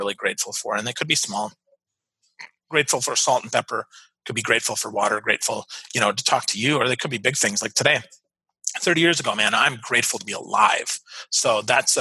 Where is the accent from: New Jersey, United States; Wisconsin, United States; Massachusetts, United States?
Wisconsin, United States; Milwaukee; I'm from Milwaukee, right? I'm from Wisconsin.